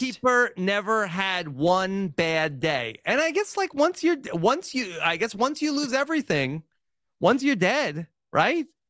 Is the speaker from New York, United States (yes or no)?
yes; New York, United States; moved away; I'm a New Yorker, like, at heart